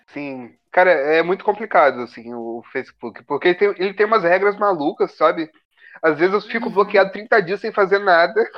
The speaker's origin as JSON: {"language": "Portuguese", "region": "Minas Gerais", "country": "Brazil", "moved": "yes", "lives_now": "Rio de Janeiro, Brazil", "said": "Eu tava em Minas ainda, eu sou mineiro"}